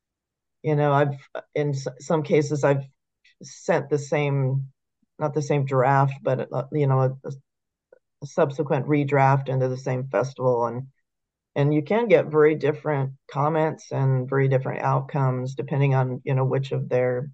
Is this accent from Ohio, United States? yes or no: no; San Diego, California, United States; I grew up in the San Diego area